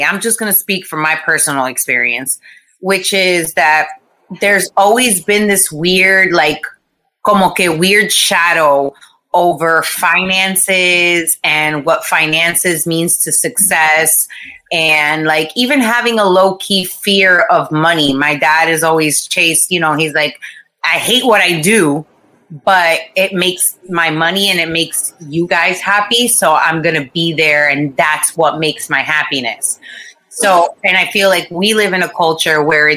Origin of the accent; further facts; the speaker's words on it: Boca Raton, Florida, United States; also born or lived in Costa Rica; I grew up in Boca